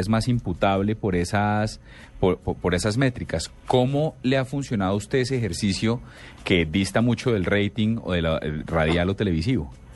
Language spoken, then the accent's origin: Spanish; Colombia; De allá fuimos a dar un montón de colombianos